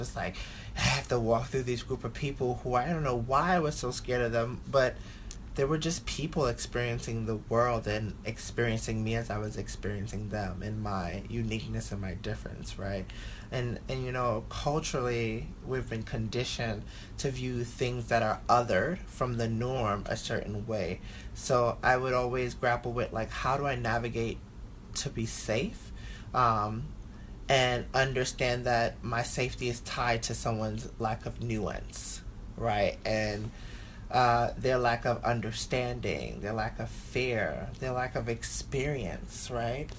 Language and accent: English; New York City, New York, United States; growing up in Bushwick